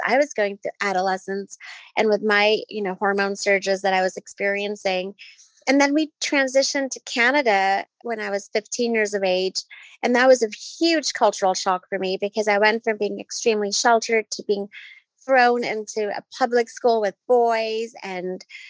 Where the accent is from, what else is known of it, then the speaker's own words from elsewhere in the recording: Nairobi, Kenya; I grew up in Nairobi, Kenya, in a very traditional, strict Muslim household.